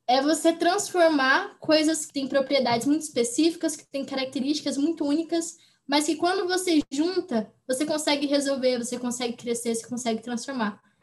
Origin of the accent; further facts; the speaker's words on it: Goiânia, Goiás, Brazil; eu nasci em Goiânia, Goiás, é, em 2002